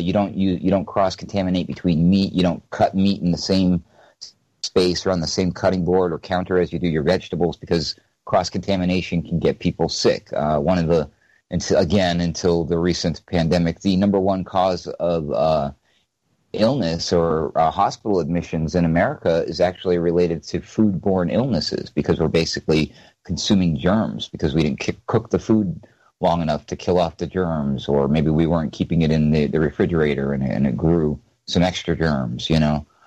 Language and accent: English; New Hampshire, United States; moved away; I'm originally from New Hampshire, so you know, and I was raised in the woods